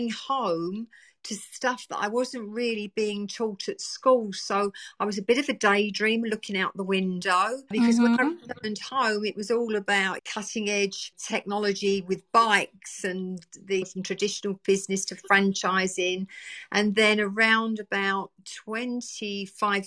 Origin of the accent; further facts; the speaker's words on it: Essex, East of England, United Kingdom; also born or lived in East End of London; I was born and bred in the East End of London. I moved out to the countryside, where a lot of people did, living in the East End of London, to Essex, beautiful countryside, when I was a little 3 year old